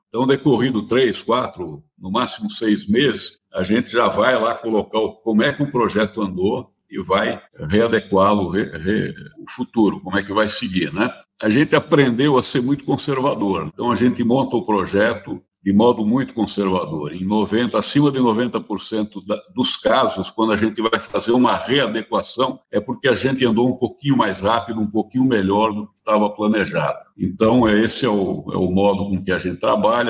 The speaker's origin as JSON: {"language": "Portuguese", "region": "São Paulo", "country": "Brazil", "tie": "born or raised there", "said": "eu sou paulistano, né? Nascido na Bela Vista, vida e criado"}